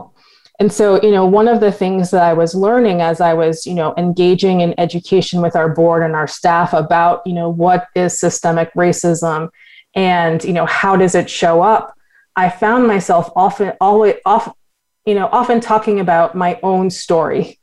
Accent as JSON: {"language": "English", "town": "Boston", "region": "Massachusetts", "country": "United States", "tie": "born or raised there", "said": "I grew up in Boston, Massachusetts, which is a very white city"}